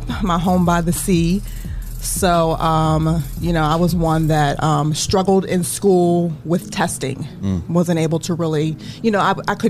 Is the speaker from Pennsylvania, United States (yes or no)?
yes; Pittsburgh, Pennsylvania, United States; now in Toledo, United States; I grew up in Pittsburgh, Pennsylvania.